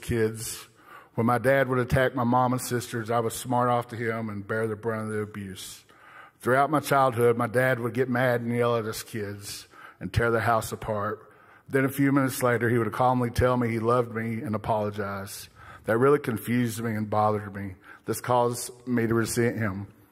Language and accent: English; Broken Bow, Oklahoma, United States; moved away as an adult; also born or lived in Bixby, Oklahoma; now in Tulsa, United States; I grew up in a small town of Brokenbow with one older sister and two younger sisters